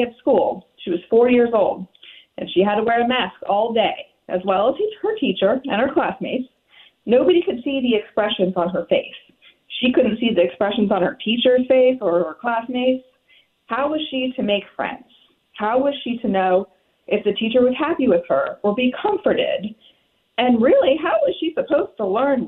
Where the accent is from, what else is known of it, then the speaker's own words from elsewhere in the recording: Mechanicsville, Virginia, United States; So we both grew up here and went to these schools. I graduated from Atlee in 2002